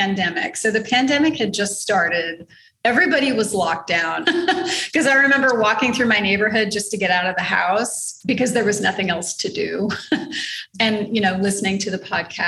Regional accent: Texas, United States; moved away as an adult; now in Panama

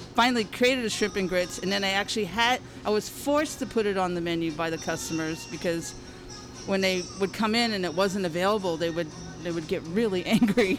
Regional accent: Harvey, Louisiana, United States; now in San Francisco, United States; I grew up in a little town called Harvey, which is on the west bank of New Orleans, so across the river

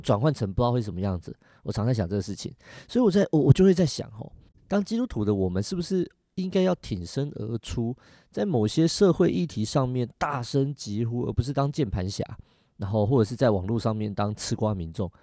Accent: Taiwan; 我们台湾人很特别

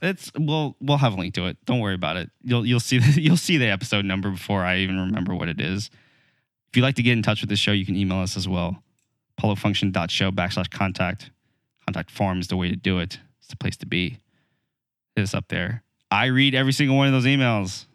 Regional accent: United States; as an American

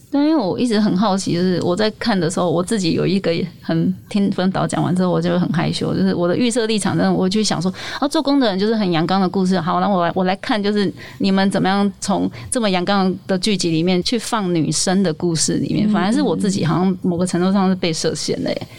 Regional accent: Taiwan; 我身为台湾人觉得超骄傲的

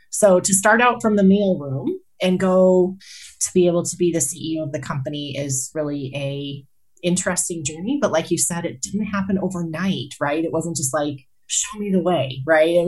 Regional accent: Colorado Springs, Colorado, United States; also born or lived in Kansas; now in Greeley, United States; So I grew up in Colorado Springs.

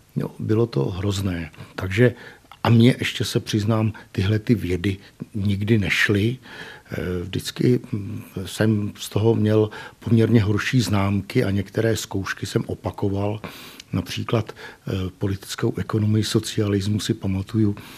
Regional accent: Chýnov, South Bohemian Region, Czechia; moved away as an adult; also born or lived in Brno; now in Písek, Czech Republic; já pocházím z Chínova u tábora

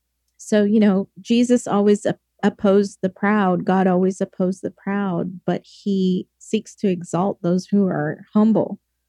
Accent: England, United Kingdom; moved away; because I come from England

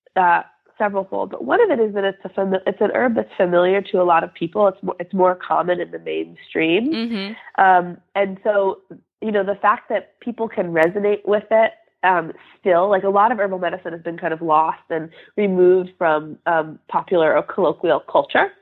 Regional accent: Western Massachusetts, United States; also born or lived in Bay Area, California; I grew up here in Western Massachusetts, where I still live

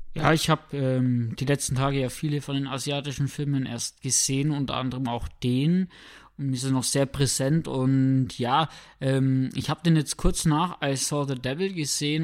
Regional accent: Germany; bei uns in Deutschland

